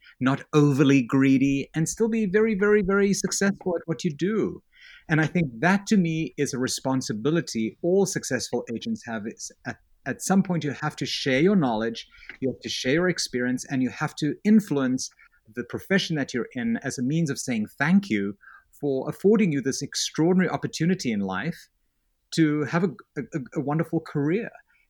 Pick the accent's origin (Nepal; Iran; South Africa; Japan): South Africa; And I have this accent. I grew up in South Africa. It almost sounds British. It's probably got a little bit more Yiddish than British in it, but it's okay.